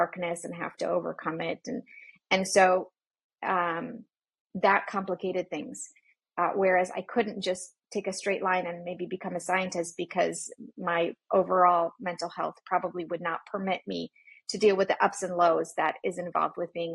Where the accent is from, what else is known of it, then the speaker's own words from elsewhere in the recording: Poland; moved away; I grew up in Poland where things like that weren't talked about.